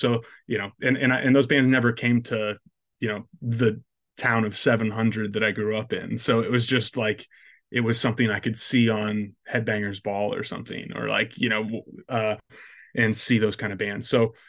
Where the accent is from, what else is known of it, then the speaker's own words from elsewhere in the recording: Iowa, United States; But I grew up in Northwest Iowa